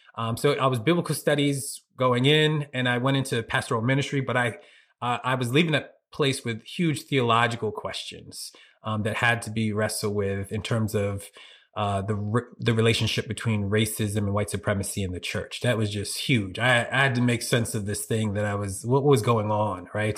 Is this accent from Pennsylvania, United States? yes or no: yes; Norristown, Pennsylvania, United States; moved away as an adult; also born or lived in Philadelphia, US (West Oak Lane, East Germantown); now in Harrisburg, United States; I'm originally from Philly or Norristown in particular. I lived in Norristown for fifteen years